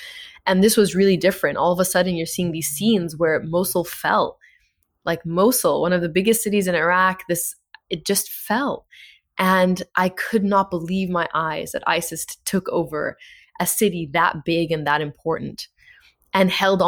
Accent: Egypt; also born or lived in Saudi Arabia; I'm from Egypt. I grew up in the Middle East almost my entire life. Did my undergrad there. My school was bombed by Al-Qaeda when I lived in Saudi Arabia.

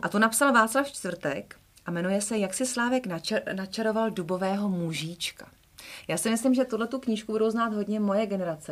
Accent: Votice, Central Bohemian Region, Czechia; Já totiž jsem z Votic

